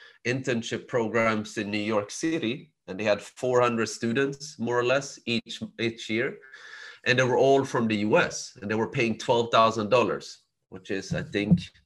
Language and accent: English; Sweden; I was born and raised in Sweden